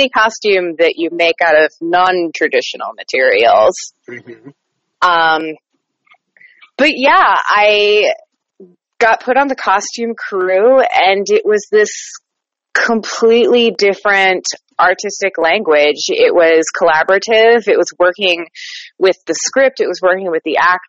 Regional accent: Panama City, Florida, United States; I am from the Florida Panhandle, Panama City, Florida

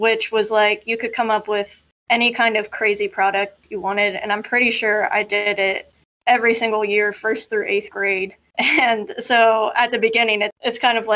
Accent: Columbus, Ohio, United States; moved away as an adult; now in Cincinnati, United States; I'm originally from Columbus, kind of grew up in Columbus all my life

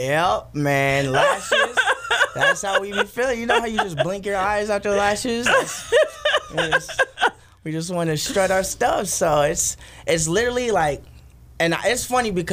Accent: Oxnard, California, United States; born and raised in Oxnard

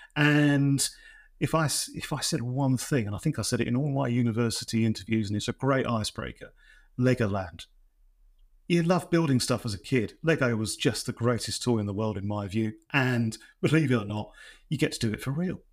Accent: East Anglia, East of England, United Kingdom; I'm from East Anglia

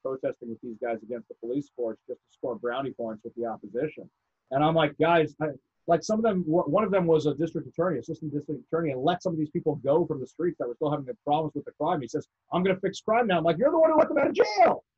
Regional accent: New York, United States; I grew up in New York

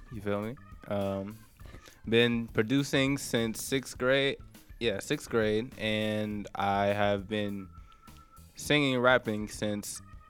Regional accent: Jamaica; moved away; also born or lived in New York; I grew up in Jamaica, but then I moved to New York

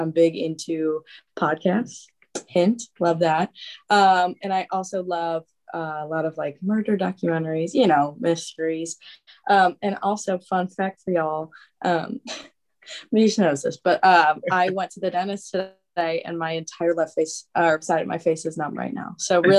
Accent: Chicago, Illinois, United States; moved away as an adult; now in Mobile, United States; I am born and raised in Chicago. I did go to school in Mobile

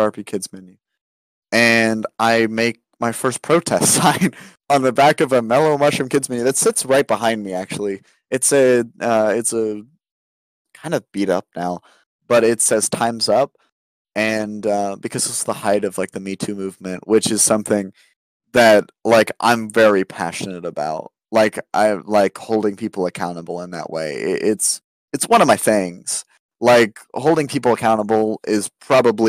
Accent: United States; growing up in America

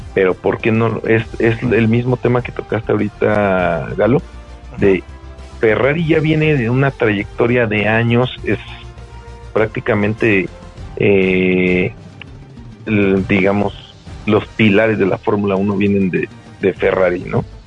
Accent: Mexico City, Mexico; somos mexicanos, de Guadalajara no, Ciudad de México

